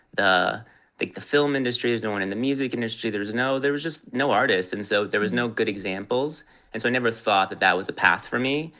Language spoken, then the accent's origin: English; Los Angeles, California, United States; also born or lived in New York; born and raised in Los Angeles